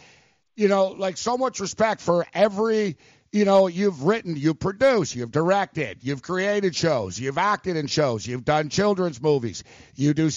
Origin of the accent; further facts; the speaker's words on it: Montreal, Quebec, Canada; now in New York, United States; I'm actually from Montreal